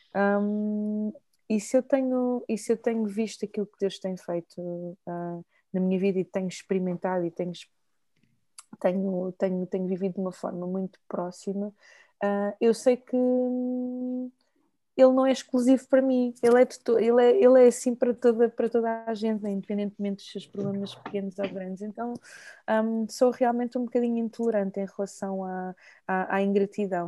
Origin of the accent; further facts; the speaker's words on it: Lisbon, Portugal; accent: Portuguese (from Portugal); also born or lived in Maputo, Mozambique; eu cresci em Lisboa